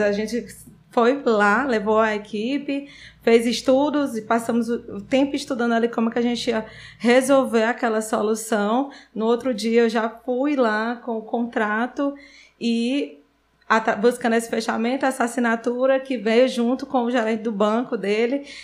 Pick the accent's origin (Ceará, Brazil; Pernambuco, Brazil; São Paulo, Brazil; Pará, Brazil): Ceará, Brazil; Sobral; eu nasci em Sobral, Fiquei lá até os 16 anos.